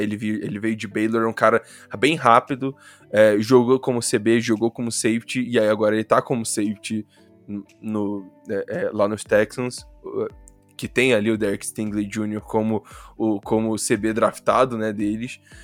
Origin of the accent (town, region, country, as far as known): Rio de Janeiro, Brazil; accent: carioca